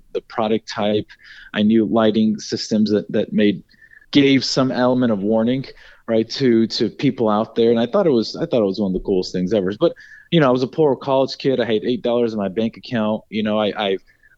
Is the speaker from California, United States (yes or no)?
no; Dallas, Texas, United States; also born or lived in Raleigh, North Carolina / Austin; I grew up in Dallas. I lived there for nearly 18 years before I went to school in Austin.